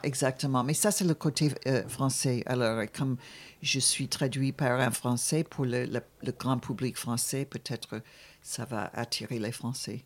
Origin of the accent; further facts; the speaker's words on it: Buffalo, New York, United States; moved away; quand j'étais jeune, j'étais dans une ville qui s'appelle Buffalo